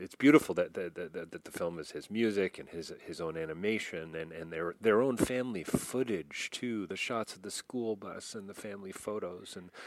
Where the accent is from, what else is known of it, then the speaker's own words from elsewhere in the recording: Canada; I'm Canadian